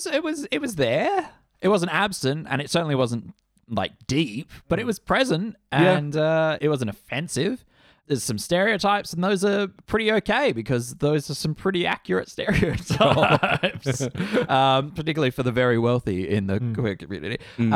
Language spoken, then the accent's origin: English; Ireland; But I'm Irish, so I like potato.